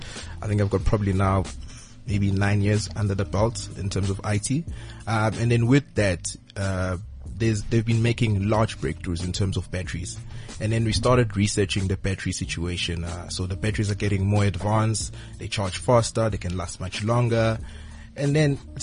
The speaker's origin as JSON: {"language": "English", "region": "rural KwaZulu-Natal", "country": "South Africa", "tie": "born or raised there", "also_born_or_lived": "Durban / Cape Town", "moved": "as an adult", "said": "I moved to rural KZN, Mdoba"}